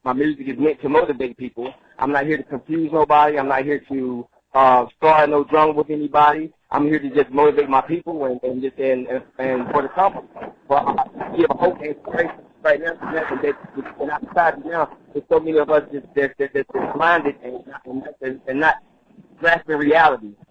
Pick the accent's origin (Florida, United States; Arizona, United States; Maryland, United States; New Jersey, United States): New Jersey, United States; Roselle; also born or lived in Halifax County, North Carolina; I'm from Roselle, New Jersey. That's where I was. That's where I was raised up at. But I was actually birthed and born in North Carolina, a small town by the name of Halifax County.